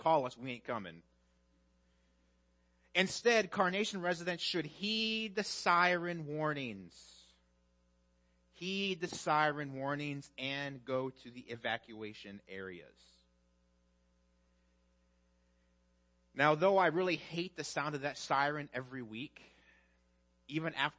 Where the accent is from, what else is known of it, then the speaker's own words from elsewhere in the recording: Midwest, United States; moved away; I'm from the Midwest